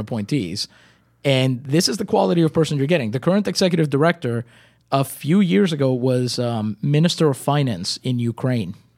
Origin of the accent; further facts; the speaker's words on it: Puerto Rico; moved away as an adult; now in Rochester, United States; I was born and raised in Puerto Rico. I moved up to Rochester in two thousand seven.